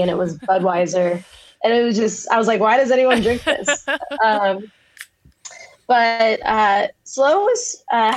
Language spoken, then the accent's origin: English; just east of San Francisco, Northern California, United States; moved away as an adult; now in Hawaii, United States; I'm from Northern California, just east of San Francisco